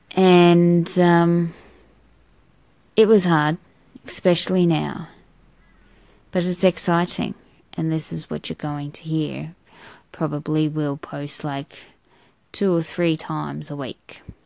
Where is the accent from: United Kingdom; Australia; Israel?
Australia; I'm an Australian